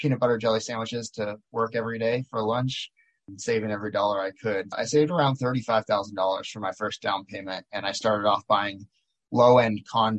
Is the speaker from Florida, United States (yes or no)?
yes; Miami, Florida, United States; moved away as an adult; now in Maui, United States; I grew up in Miami and I did a little bit of real estate there